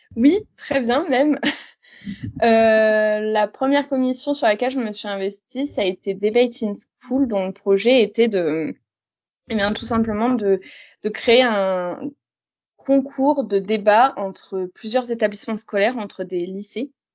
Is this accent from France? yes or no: yes; Reims, Grand Est, France; moved away; also born or lived in Longwy; je viens de Reims, même si actuellement je travaille sur Longwy